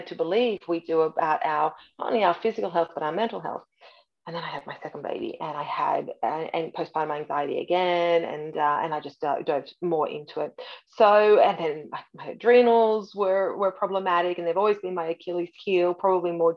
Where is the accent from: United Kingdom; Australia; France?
Australia; moved away as an adult; now in Canada; I was born in Canada, raised in Australia